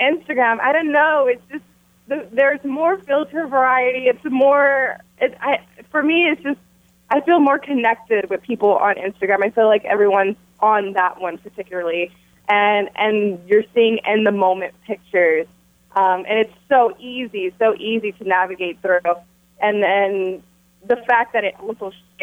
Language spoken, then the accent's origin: English; Texas, United States; moved away; I came to Texas for this premiere, just to be here in my hometown